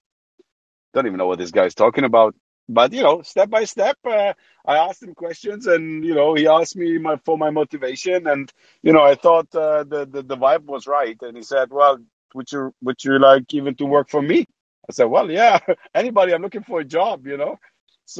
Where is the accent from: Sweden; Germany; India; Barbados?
Germany; moved away as an adult; also born or lived in Poland / United Kingdom / Saudi Arabia; now in Amsterdam, Netherlands; So I was born in Poland. I moved to Germany when I was six. Grew up in Germany